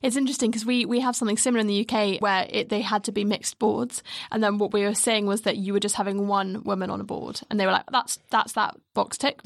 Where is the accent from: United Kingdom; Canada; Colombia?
United Kingdom; we're very British